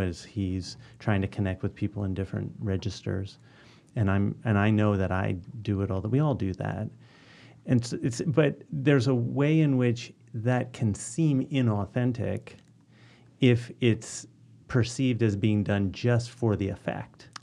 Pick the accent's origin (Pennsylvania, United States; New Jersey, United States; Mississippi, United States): Pennsylvania, United States; Philadelphia; moved away as an adult; also born or lived in Ohio; I grew up in Northwest Philly, within the city still